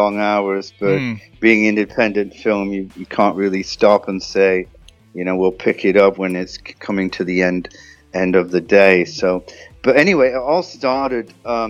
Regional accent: Yorkshire and the Humber, United Kingdom; because I'm originally from Yorkshire

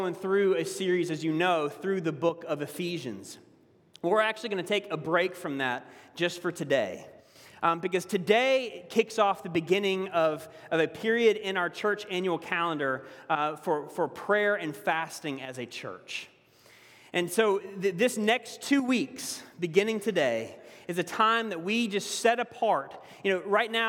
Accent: the South, United States; accent: southern; moved away; my southern accent's a little bit stronger

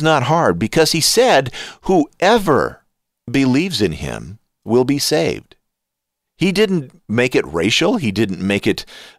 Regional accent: United States; I am an American

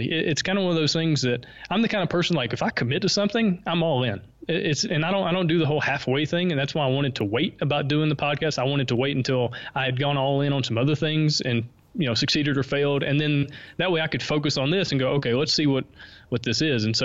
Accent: the South, United States; accent: Southern; I think my Southern accent helps me stick out just a little bit.

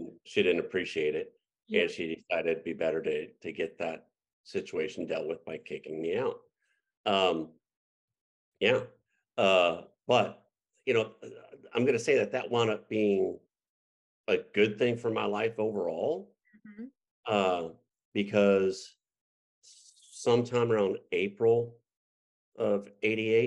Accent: United States; moved away as an adult; My first duty station was in Fort Benning, Georgia, which was 90 minutes away from my hometown

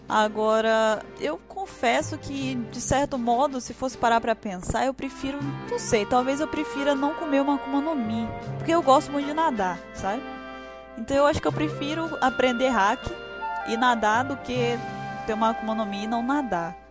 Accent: Espírito Santo, Brazil; eu sou do Espírito Santo, sou capixaba

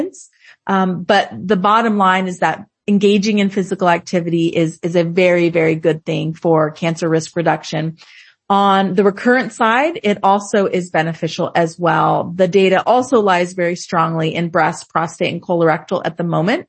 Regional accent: Southern California, United States; moved away as an adult; also born or lived in Los Angeles, United States; now in Boston, United States; I'm actually from Southern California

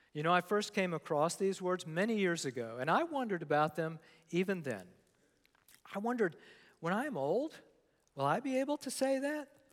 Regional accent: Newport News, Virginia, United States; I grew up in Newport News, Virginia

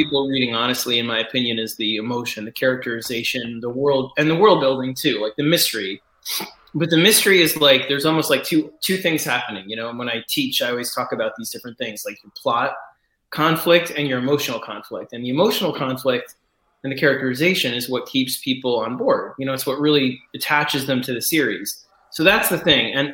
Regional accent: New York City, New York, United States; when I was growing up in New York City

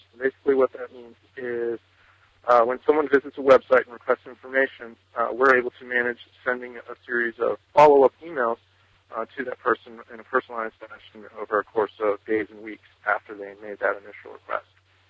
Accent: Newtown, Pennsylvania, United States; I'm from Newtown, Pennsylvania, in the United States. We're about 40 miles north of Philadelphia.

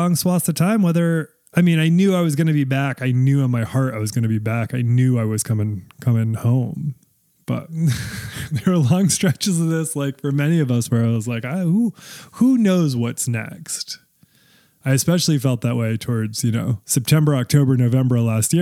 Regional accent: Maine, United States; moved away; also born or lived in Massachusetts / Nashville, Tennessee; I came to Maine, which is where I'm originally from, or, you know, Mainers wouldn't consider it pure because I'm from Massachusetts originally, but I consider Maine my home state

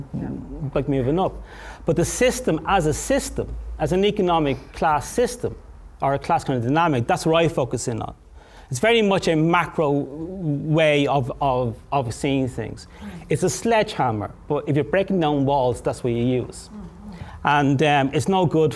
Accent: Dublin, Leinster, Ireland; I'm from Edenmore on Dublin's, on the North Side.

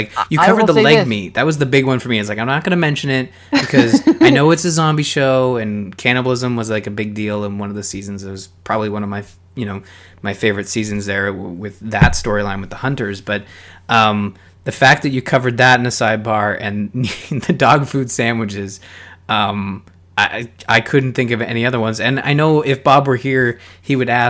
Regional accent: Canada; I'm Canadian.

